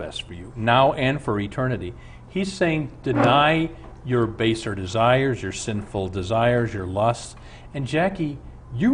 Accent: Omaha, Nebraska, United States; I'm from Omaha

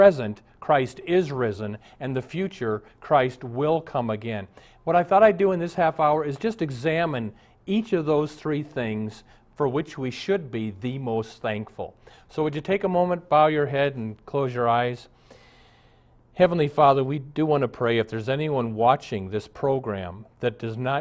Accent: Omaha, Nebraska, United States; When I was a little Lutheran boy growing up in Omaha

